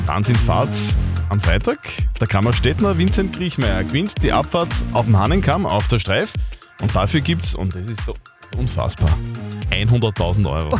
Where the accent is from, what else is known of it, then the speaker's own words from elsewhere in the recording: Lasberg, Upper Austria, Austria; Eigentlich seit meiner Kindheit wohne ich in Losberg Meine ganzen Verwandten und so wohnen eigentlich schon seit mhm. Ewigkeiten in Losberg